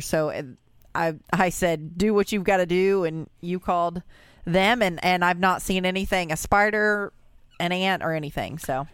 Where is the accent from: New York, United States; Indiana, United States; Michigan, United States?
Indiana, United States; Brownstown; us from Brownstown